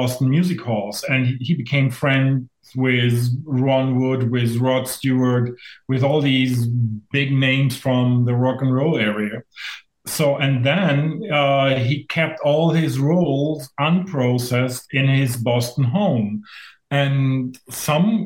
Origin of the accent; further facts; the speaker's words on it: Germany; moved away as an adult; now in Saskatchewan, Canada; I'm originally from Germany, and I moved here because of that job